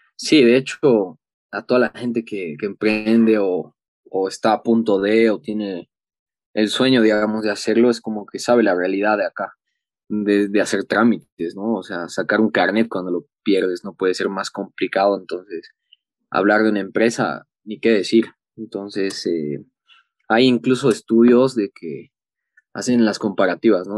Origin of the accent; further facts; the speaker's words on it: Bolivia; deportista por Bolivia unos 16 años